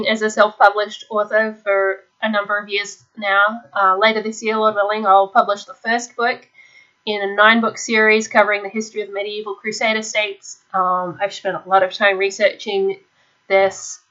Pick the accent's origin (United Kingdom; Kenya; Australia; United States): Australia; being Australian, I missed out on a lot of the peer pressure and the repressive cultural aspects of US homeschooling.